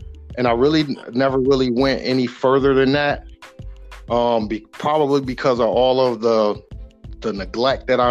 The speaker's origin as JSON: {"language": "English", "town": "Grand Rapids", "region": "Michigan", "country": "United States", "tie": "born or raised there", "said": "left me to fend for myself in the middle of Southeast Grand Rapids"}